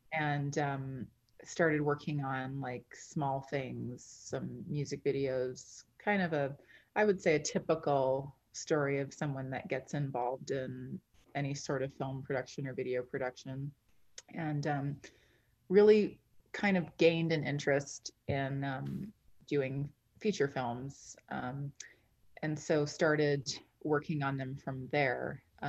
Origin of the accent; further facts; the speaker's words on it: Canada; also born or lived in London; Well, I'm Canadian. Sort of grew up all over the place.